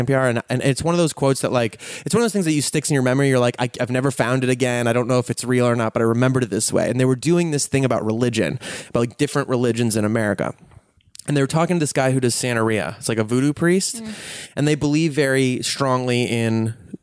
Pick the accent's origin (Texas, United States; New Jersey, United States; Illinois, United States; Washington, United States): Illinois, United States; Chicago; now in Los Angeles, United States; I grew up in Chicago, in the Chicago suburbs